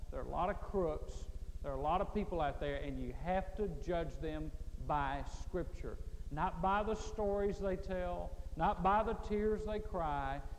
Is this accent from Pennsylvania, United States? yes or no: no; Mississippi, United States; I was raised in Mississippi